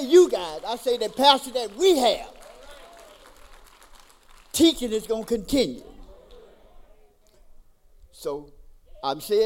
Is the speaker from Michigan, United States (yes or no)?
no; Tallulah, Louisiana, United States; moved away as an adult; also born or lived in Mississippi; I'm originally born and raised in Tallulah, Louisiana. When I got out of the military, I moved to Mississippi